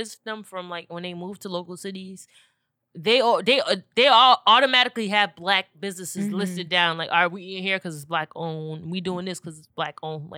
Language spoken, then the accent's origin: English; Orange, New Jersey, United States; my hometown, Orange, New Jersey